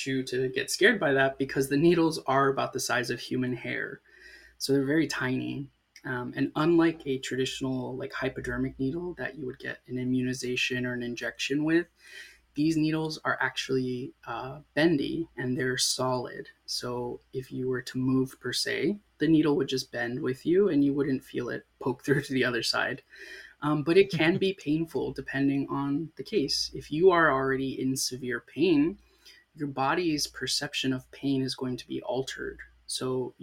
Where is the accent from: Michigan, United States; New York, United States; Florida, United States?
Florida, United States; Sarasota; also born or lived in South Texas; I grew up in a town called Sarasota